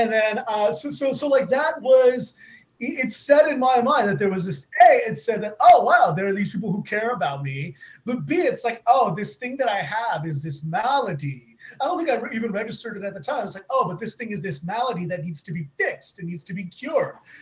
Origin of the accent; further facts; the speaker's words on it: Southern California, United States; I went to community college nearby where I grew up in Southern California